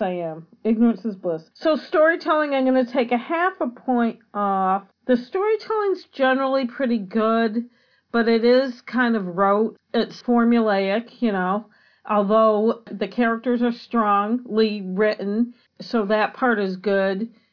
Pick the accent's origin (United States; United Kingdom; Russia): United States; as an American